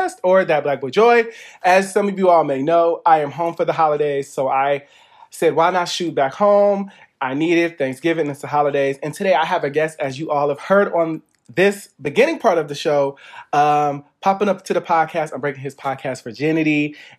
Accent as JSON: {"language": "English", "town": "Dayton", "region": "Ohio", "country": "United States", "moved": "yes", "said": "we're both from Dayton"}